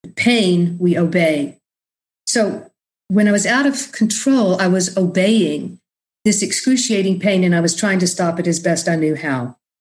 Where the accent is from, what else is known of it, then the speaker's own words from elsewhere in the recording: Austin, Texas, United States; moved away as an adult; also born or lived in New Orleans, United States / New York, United States; I was born and raised in Austin